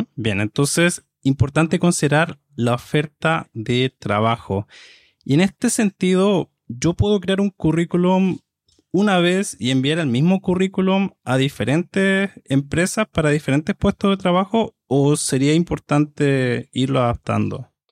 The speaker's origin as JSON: {"language": "Spanish", "country": "Chile", "said": "soy de Chile"}